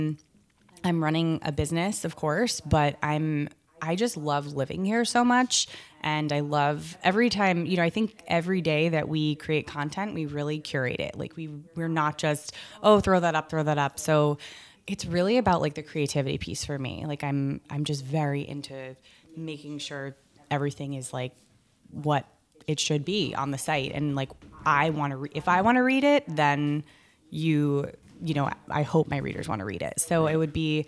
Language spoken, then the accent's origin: English; New Jersey, United States; I grew up in North Jersey